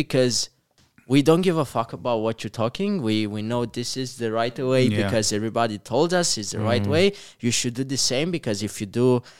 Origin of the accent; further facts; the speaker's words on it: Comăneci, Bacău County, Romania; So I'm from Comăneci, a really small town, like less than 20,000 people.